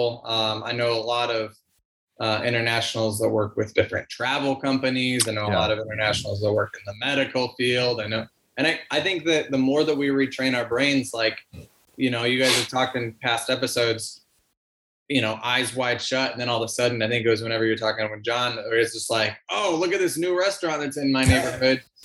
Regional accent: Missouri, United States; moved away as an adult; also born or lived in New York City, United States / Lithuania (ancestry); now in Philadelphia, United States; Where are you from? Missouri.

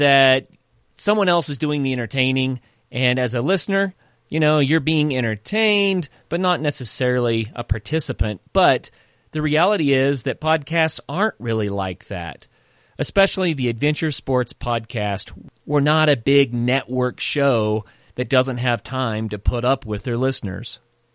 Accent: Tahlequah, Oklahoma, United States; I grew up in Tahlequah, Oklahoma

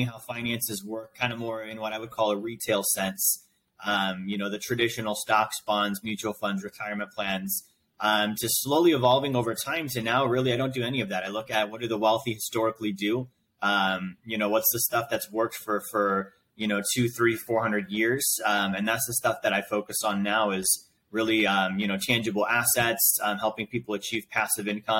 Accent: Alaska, United States; now in Tampa, United States; I'm originally from Alaska

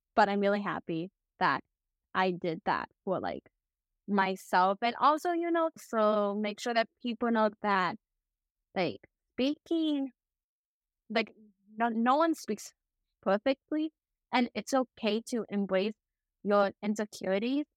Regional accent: Chicago, Illinois, United States; also born or lived in Hubei, China; My parents adopted me when I was, like, two, and then I was brought appeal to Chicago

